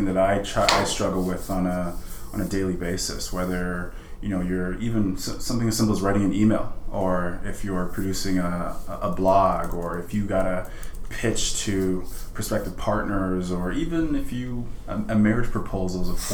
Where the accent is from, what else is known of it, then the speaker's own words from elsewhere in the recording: Edmonton, Alberta, Canada; also born or lived in Sierra Leone; I have been given the opportunity to grow up in a place like Canada